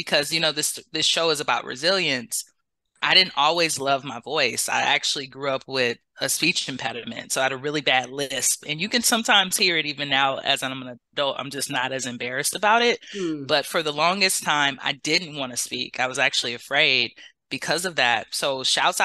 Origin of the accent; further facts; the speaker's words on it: Los Angeles, California, United States; moved away as an adult; now in Bay Area, United States; I'm from Los Angeles, but about 8 years ago, I moved to the Bay Area for love